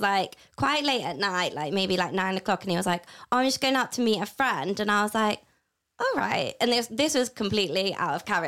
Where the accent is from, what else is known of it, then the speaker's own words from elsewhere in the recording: Matlock, East Midlands, United Kingdom; I'm from Matlock. It's a small town.